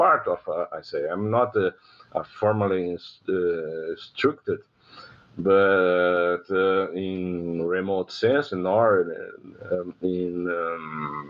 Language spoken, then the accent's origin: English; Porto Alegre, Rio Grande do Sul, Brazil; I'm living in Porto Alegre. I was born here in the southernmost state of Brazil, Rio Grande do Sul